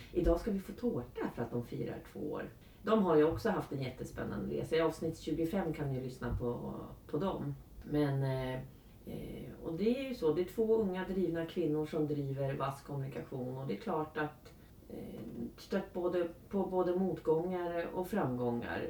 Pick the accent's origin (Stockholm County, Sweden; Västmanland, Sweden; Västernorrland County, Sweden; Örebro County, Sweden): Örebro County, Sweden; Karlskoga; jag kommer från Karlskoga, eller har, eftersom jag har bott i Karlskoga ja. i 24 år